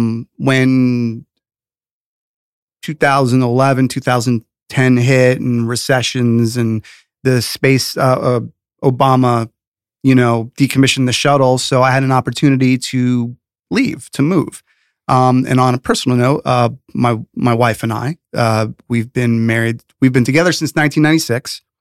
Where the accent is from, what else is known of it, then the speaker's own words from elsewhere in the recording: New York City, New York, United States; also born or lived in Rockland County; I was born in the Bronx and grew up in the city as a youngster. Then a teenager, we lived in the Rockland County area, Sleepy Hollow area, great place to grow up in New York.